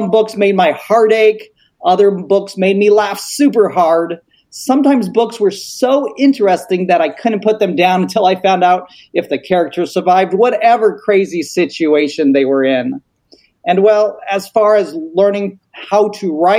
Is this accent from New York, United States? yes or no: no; Colorado Springs, Colorado, United States; I grew up in Colorado Springs